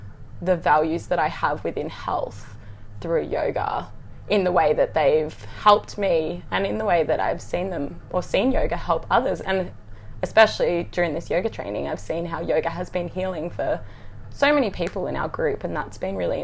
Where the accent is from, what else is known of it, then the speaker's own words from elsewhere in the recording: Gold Coast, Queensland, Australia; I'm from the Gold Coast in Australia